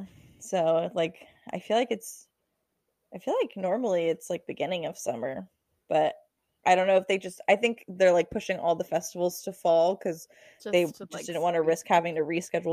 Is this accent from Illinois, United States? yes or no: no; Texas, United States; I'm from Texas